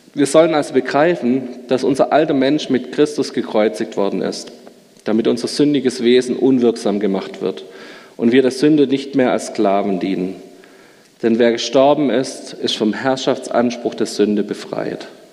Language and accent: German; Schmieden, Baden-Württemberg, Germany; Meine Mutter ist in der evangelischen Kirche in Schmieden gewesen. Ich bin dort in der Jungscharbeit groß geworden.